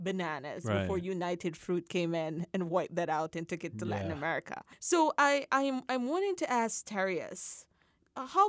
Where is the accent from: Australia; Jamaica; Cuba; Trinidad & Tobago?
Jamaica; moved away; as a Jamaican